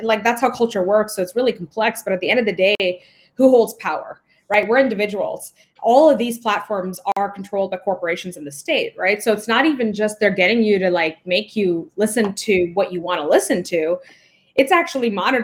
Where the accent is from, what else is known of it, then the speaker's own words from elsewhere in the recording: India; moved away; I was born in the global South. So I was born in India